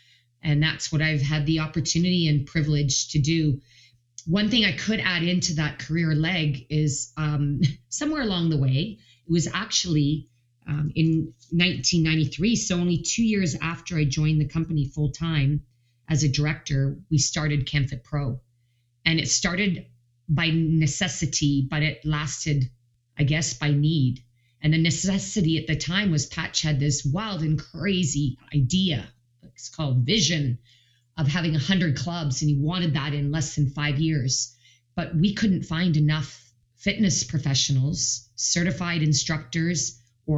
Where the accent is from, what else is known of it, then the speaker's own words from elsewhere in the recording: Canada; a Canadian trainer of group fitness